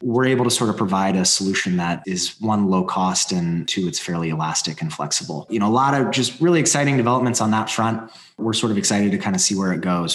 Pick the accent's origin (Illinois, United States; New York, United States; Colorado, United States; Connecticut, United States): Colorado, United States; I grew up in Colorado.